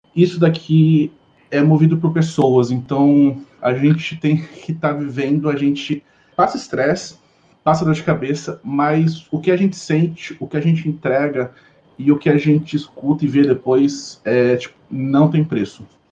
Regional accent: Cuiabá, Mato Grosso, Brazil; moved away as an adult; now in Londrina, Brazil; eu sou cuiabano e assim, eu vim para Londrina tem aproximadamente nove meses

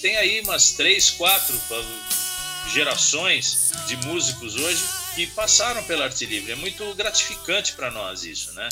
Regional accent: Brazil; sou brasileiro

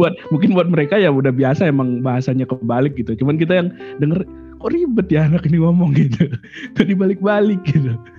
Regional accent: Lombok, West Nusa Tenggara, Indonesia; moved away; also born or lived in Malang / Yogyakarta; kita sebagai orang Lombok

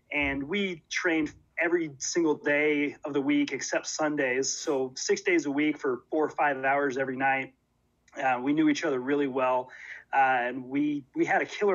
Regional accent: Portland, Oregon, United States; I grew up in Oregon, which is still where I am

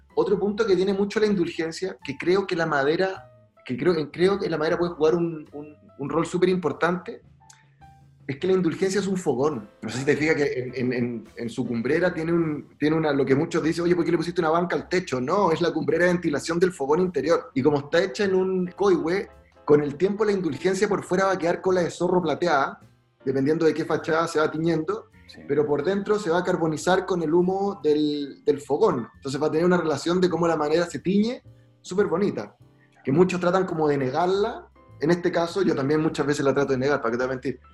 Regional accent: Valdivia, Los Ríos, Chile; also born or lived in Magallanes; yo soy de Valdivia, nací en Magallanes

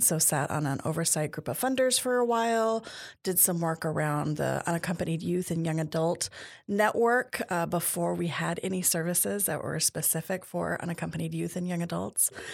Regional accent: Tacoma, Washington, United States; I grew up here in Tacoma Pierce County

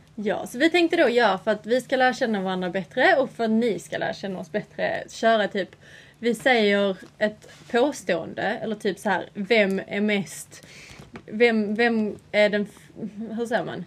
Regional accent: Sweden; now in England

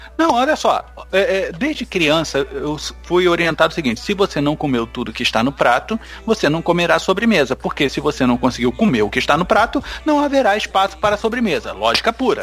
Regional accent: Rio de Janeiro, Brazil; eu sou do Rio

